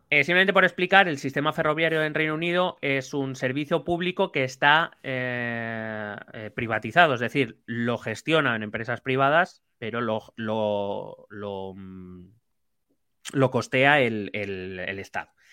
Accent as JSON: {"language": "Spanish", "country": "Spain", "said": "Aquí en España"}